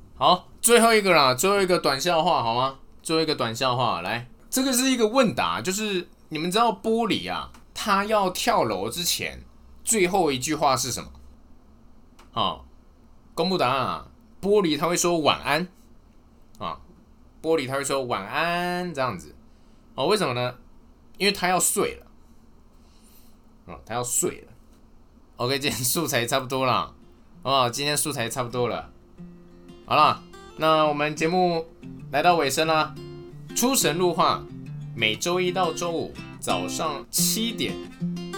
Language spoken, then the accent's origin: Chinese; Taipei, Taiwan; moved away as an adult; also born or lived in Chiayi; 因为我是台北人啊，我台北一直到大学的时候，大学的时候是到嘉义市，呃，嘉义这边念书